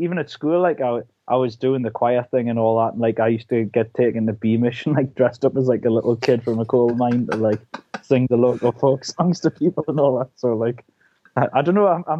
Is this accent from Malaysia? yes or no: no; United Kingdom; also born or lived in London; So I was born down in London, actually, and we moved up here when I was three.